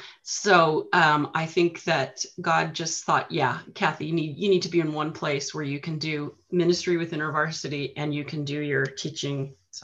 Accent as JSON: {"language": "English", "region": "California", "country": "United States", "moved": "as an adult", "lives_now": "Omaha, United States", "said": "I am originally from California, but I have lived in Nebraska, Omaha, Nebraska, for 26 years."}